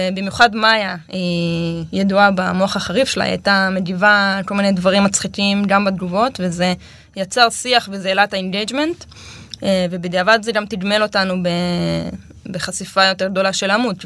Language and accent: Hebrew; Amiad, Northern District, Israel; also born or lived in Kibbutz Hulata; now in Hulata, Israel; אני מעמיעד, ליד צומת עמיעד